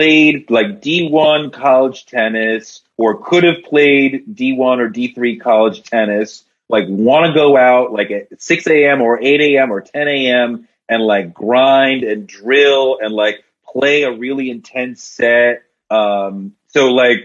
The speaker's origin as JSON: {"language": "English", "town": "Boston", "region": "Massachusetts", "country": "United States", "tie": "born or raised there", "also_born_or_lived": "Fort Greene, Brooklyn", "moved": "yes", "lives_now": "New York, United States", "said": "I grew up in Boston"}